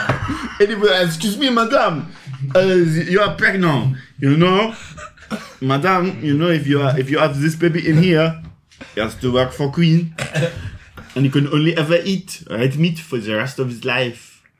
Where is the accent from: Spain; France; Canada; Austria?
France; English is a second language; Because I'm from France. We do not like the monarchy. La monarchie.